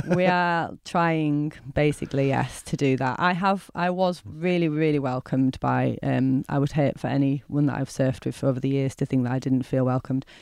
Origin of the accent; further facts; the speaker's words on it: Bradford, Yorkshire and the Humber, United Kingdom; I'm from Bradford